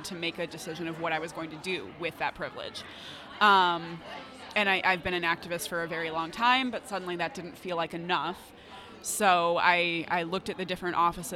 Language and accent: English; Michigan, United States; I'd moved back to my hometown